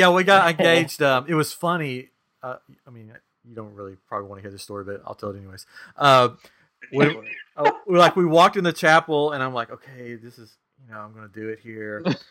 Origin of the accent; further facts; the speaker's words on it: Tennessee, United States; Yeah, I remember you know, we grew up in Tennessee